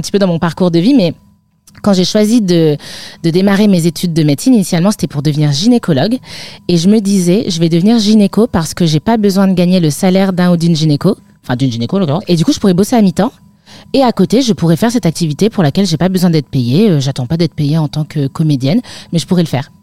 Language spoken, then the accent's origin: French; Lille metropolitan area, Hauts-de-France, France; j'ai grandi dans le nord de la France, en métropole lilloise, vraiment 20 km euh, de l'île, à la frontière belge